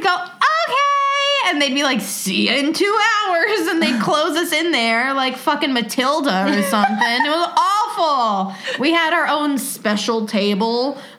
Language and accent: English; Australia; I'm an Australian, but I have family in the States.